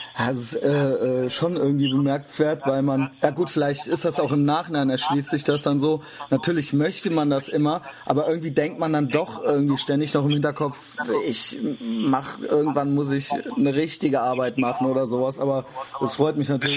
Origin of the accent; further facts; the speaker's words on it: Koblenz, Rhineland-Palatinate, Germany; now in Cologne, Germany; ich bin nämlich aus Koblenz